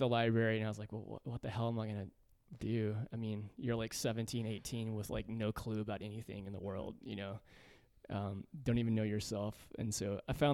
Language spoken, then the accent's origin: English; Centerville, Tennessee, United States; I grew up in a rural part of Middle Tennessee called Centerville